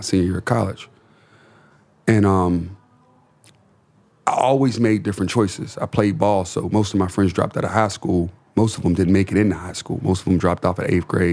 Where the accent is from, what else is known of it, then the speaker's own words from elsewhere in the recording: Pittsburgh, Pennsylvania, United States; I come from Pittsburgh